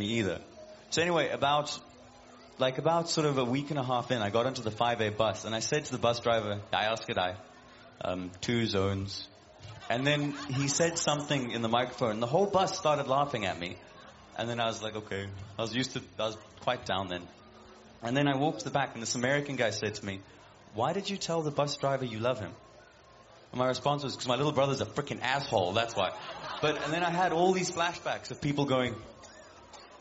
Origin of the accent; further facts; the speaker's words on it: South Africa; moved away as an adult; now in Copenhagen, Denmark; I'm South African